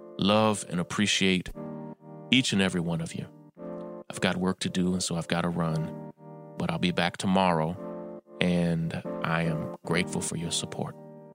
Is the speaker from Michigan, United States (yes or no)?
no; New York, United States; in my hometown of New York